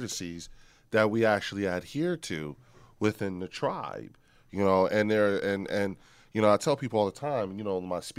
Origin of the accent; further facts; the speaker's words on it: Trenton, New Jersey, United States; I'm from Trenton